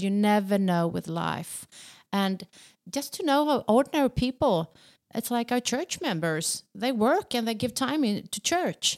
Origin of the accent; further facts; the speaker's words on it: Sweden; accent: Swedish; in Swedish, even in my accent